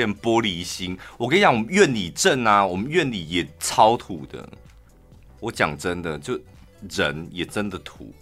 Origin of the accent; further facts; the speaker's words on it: Taichung, Taiwan; 我们嗯。台中人